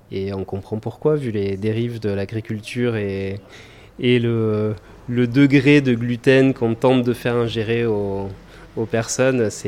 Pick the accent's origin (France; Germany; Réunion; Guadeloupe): Germany; now in Mauritius; parce qu'on vient d'Allemagne.